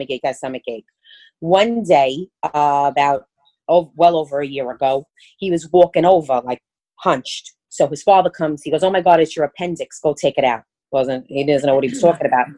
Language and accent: English; New York City, New York, United States; accent: Brooklyn; Born and raised in Brooklyn